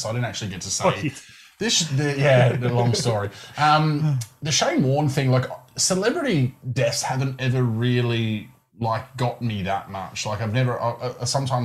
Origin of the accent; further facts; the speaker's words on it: Adelaide, South Australia, Australia; we're from Adelaide